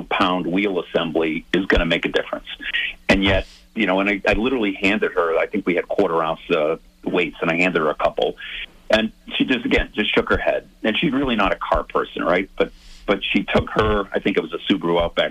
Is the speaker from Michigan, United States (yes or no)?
no; South Shore, Massachusetts, United States; I grew up on the South Shore.